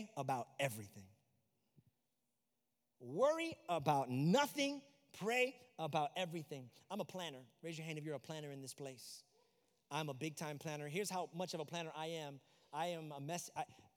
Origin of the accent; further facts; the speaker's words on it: New York, United States; now in Florida, United States; I'm also from New York